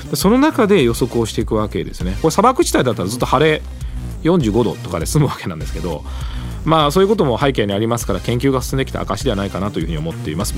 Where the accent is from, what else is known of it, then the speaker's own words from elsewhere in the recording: Gifu, Japan; moved away; 私が住んでいた幼い頃の地域は私は岐阜出身なんですが